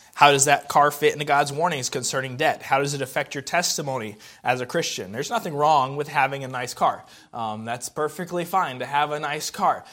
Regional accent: the South, United States; also born or lived in Indiana; I'm a Southerner.

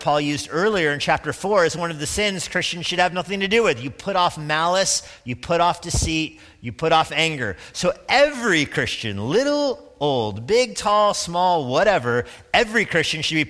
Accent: Steamboat Springs, Colorado, United States; moved away; I grew up skiing in Steamboat, Colorado. My mom lives there.

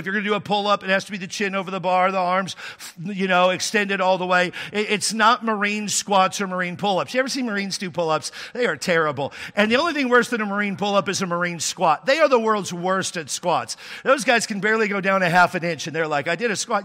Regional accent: Texas, United States; now in California, United States; I'm from there

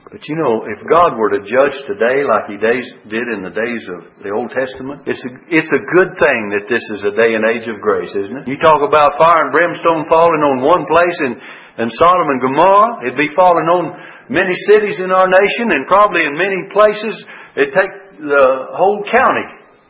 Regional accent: United States

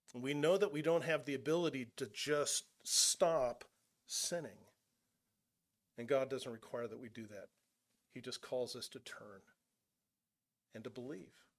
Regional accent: California, United States; moved away; I'm originally from California. I'm not from Nebraska

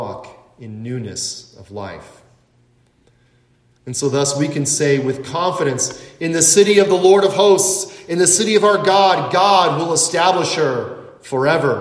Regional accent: United States; we, myself included, as American Christians

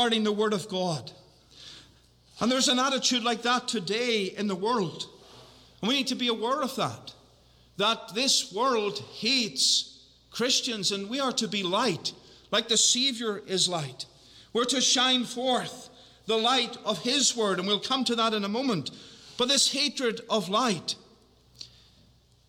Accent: Northern Ireland, United Kingdom; I'm from Northern Ireland

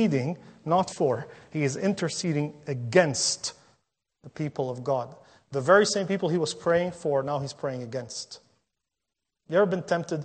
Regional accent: Lebanon; now in North America; I visited my home country of Lebanon last year a couple of times

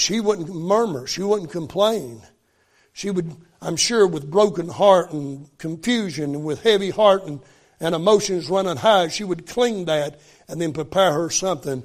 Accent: West Virginia, United States; I grew up in West Virginia.

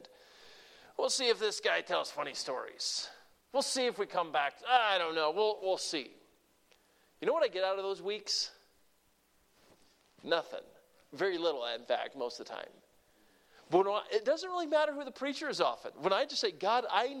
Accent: Deep South, United States; moved away; I grew up in the Deep South

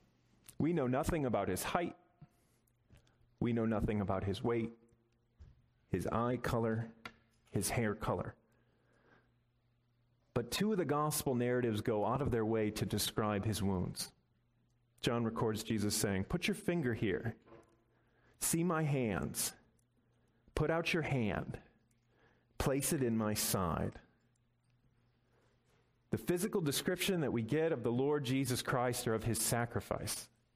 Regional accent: Midwest, United States; Growing up in the Midwest

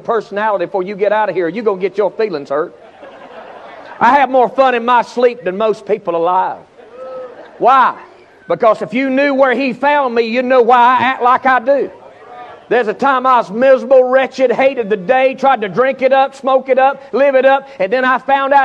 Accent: Charlotte, North Carolina, United States; I'm from Charlotte, North Carolina

